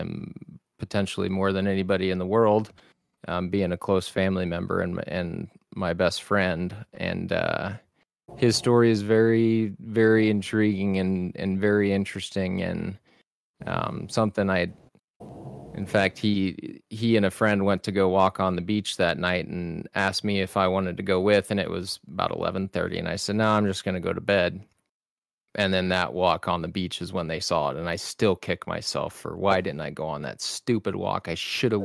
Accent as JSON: {"language": "English", "region": "South Texas", "country": "United States", "tie": "born or raised there", "said": "I grew up in South Texas on the Mexico border"}